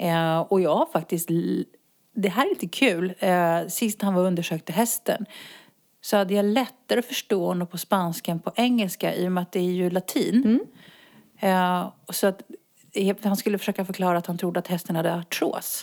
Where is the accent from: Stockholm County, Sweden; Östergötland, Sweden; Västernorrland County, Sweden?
Stockholm County, Sweden; Botkyrka; moved away as an adult; now in Spain; jag är uppvuxen i norra Botkyrka.